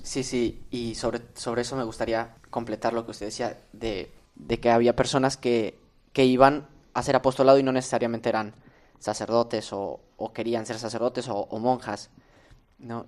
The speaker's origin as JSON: {"language": "Spanish", "region": "Tlaxcala", "country": "Mexico", "moved": "as an adult", "lives_now": "Spain", "said": "Del estado de Tlaxcala"}